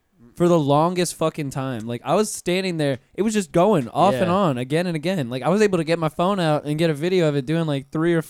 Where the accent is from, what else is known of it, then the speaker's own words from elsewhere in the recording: North Florida, United States; I grew up in North Florida, and you know North Florida is country as hell.